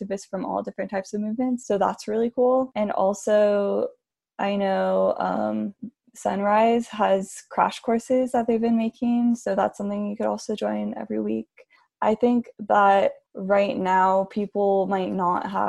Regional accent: Miami, Florida, United States; also born or lived in Southern California; now in Ojai, United States; I've lived here for like 10 years now maybe, but I'm originally from Miami.

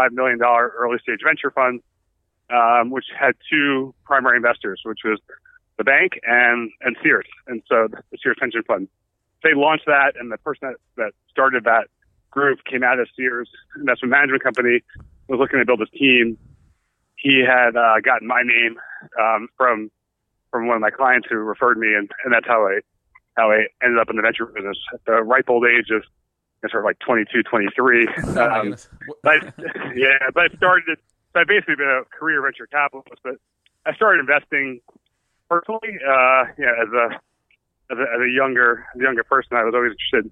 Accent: New York, United States; also born or lived in Boston / Chicago; I'm born and raised in New York, actually. So stayed through my whole childhood

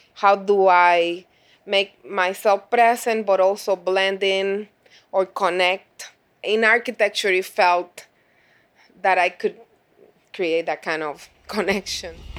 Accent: Puerto Rico; moved away as an adult; now in Chicago, United States; growing up in Puerto Rico, since I, since I spent those twenty-seven years

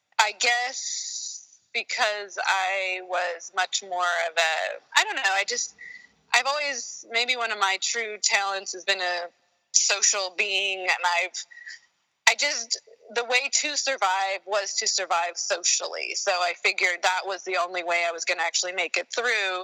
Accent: Sacramento, California, United States; also born or lived in San Diego, California / Germany; I was born in Sacramento, and so I'm a California native, and lived my first formative, I guess, 12 years there

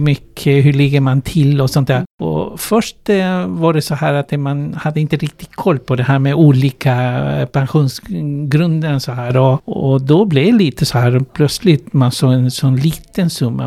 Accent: Chile; Swedish is a second language; moved away as an adult; now in Sweden; Jag kommer ursprungligen från Chile

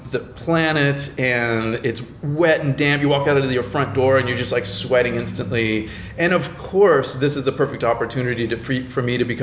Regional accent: Florida, United States; now in Los Angeles, United States; I'm from Florida.

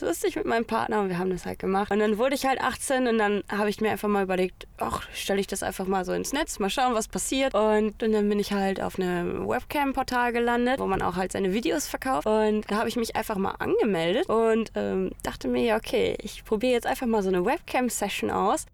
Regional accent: Hamm, North Rhine-Westphalia, Germany; moved away as an adult; also born or lived in Paderborn; now in Italy; ich bin in Hamm geboren, geboren und aufgewachsen, 18 Jahre lang

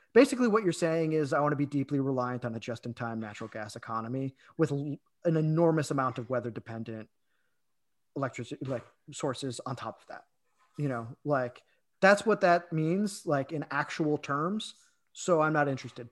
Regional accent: Illinois, United States; I'm from Illinois

